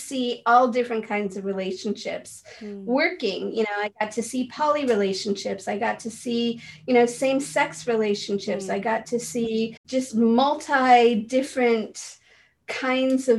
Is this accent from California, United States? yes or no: yes; San Francisco, California, United States; I grew up in San Francisco